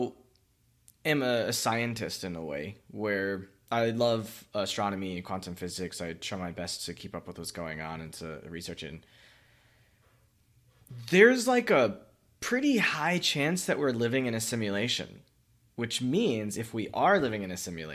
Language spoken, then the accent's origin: English; Miami, Florida, United States; moved away as an adult; also born or lived in Central China; I was raised in Miami. I was in South Florida, North Florida for the first 18, 22 years.